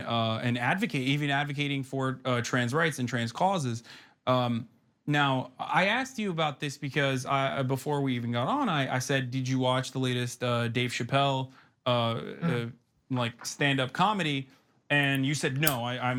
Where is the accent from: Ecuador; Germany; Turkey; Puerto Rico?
Turkey; moved away; because I didn't grow up in America. I grew up in Turkey